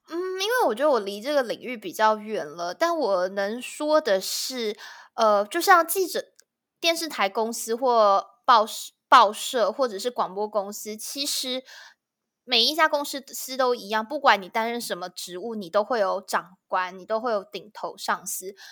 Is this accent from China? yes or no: no; Taiwan; moved away as an adult; now in United Kingdom; 我就要回台湾工作赚钱了